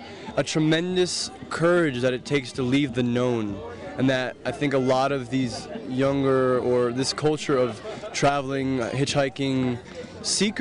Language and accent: English; New York City, New York, United States; I'm from New York City.